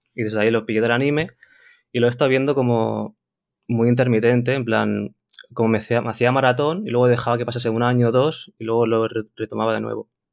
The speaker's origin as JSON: {"language": "Spanish", "town": "Barcelona", "region": "Catalonia", "country": "Spain", "said": "soy de Barcelona"}